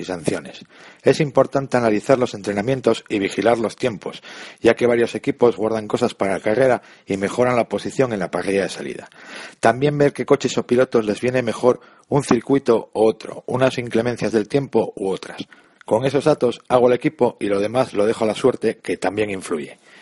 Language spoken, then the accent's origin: Spanish; Gijón, Asturias, Spain; soy asturiano de Gijón